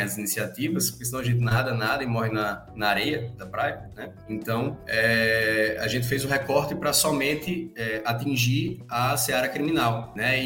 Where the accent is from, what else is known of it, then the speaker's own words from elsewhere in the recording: Rio Grande do Norte, Brazil; now in Rio Grande do Sul, Brazil; Eu tô, eu tô no Rio Grande do Sul, mas eu sou do Rio Grande do Norte